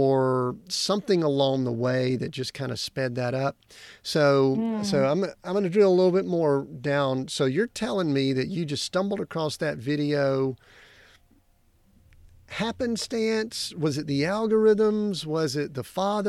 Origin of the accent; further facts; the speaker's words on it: Deep South, United States; I grew up in the Deep South.